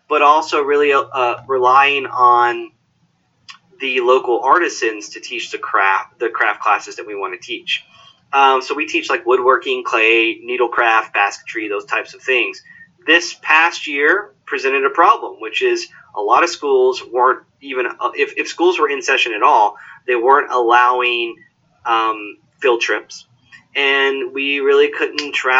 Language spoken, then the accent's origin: English; Knoxville, Tennessee, United States; I grew up in Knoxville.